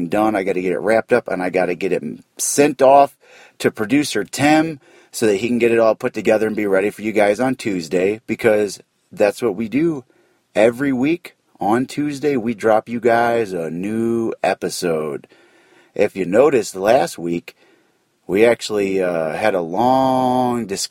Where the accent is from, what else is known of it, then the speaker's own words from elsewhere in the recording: St. Louis, Missouri, United States; I'm from St. Louis